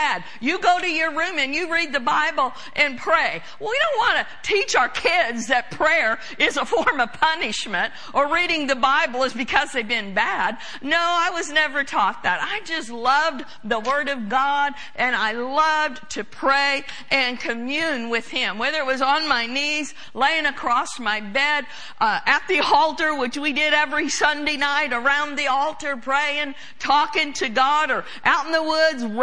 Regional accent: rural Oklahoma, United States; moved away; also born or lived in Minnesota; I grew up on a farm in rural Oklahoma

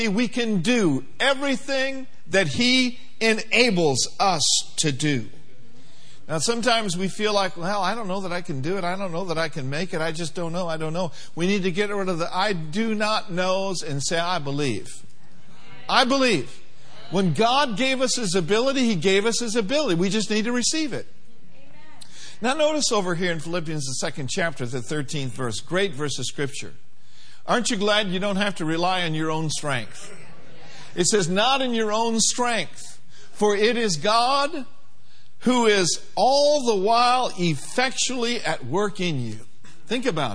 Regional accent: Minneapolis, Minnesota, United States; I grew up in Minneapolis, Minnesota.

